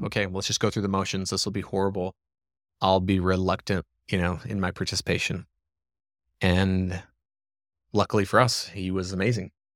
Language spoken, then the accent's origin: English; small town in southeastern Arizona, United States; also born or lived in Gilbert, Arizona; this cool little town in southeastern Arizona